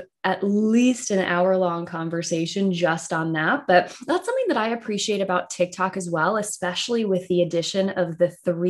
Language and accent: English; Southwestern Virginia, United States; I grew up in what I would call the north of the South. So Southwestern Virginia.